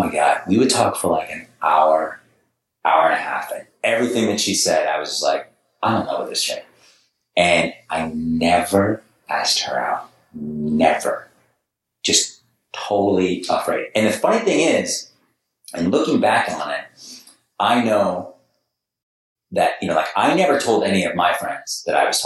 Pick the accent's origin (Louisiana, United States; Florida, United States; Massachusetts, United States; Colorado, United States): Massachusetts, United States; Boston; moved away as an adult; also born or lived in New York / Los Angeles, United States; now in San Diego, United States; I was from New York and, you know, grew up in Boston